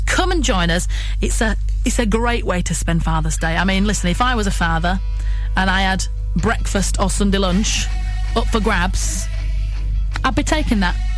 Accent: Bradford, Yorkshire and the Humber, United Kingdom; accent: West Yorkshire; moved away; if you can't tell from my uh, dodgy West Yorkshire accent, I'm originally from Bradford

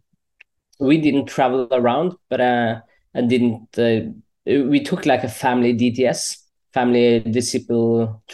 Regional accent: Stange, Innlandet, Norway; English is a second language; also born or lived in Colombia; I'm actually adopted from Colombia. So I got to Norway when I was around 2.5 years old. And then I was raised in a Christian family

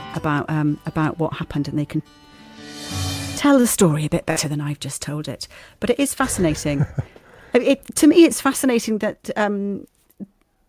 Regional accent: Swansea, Wales, United Kingdom; Swansea, my hometown

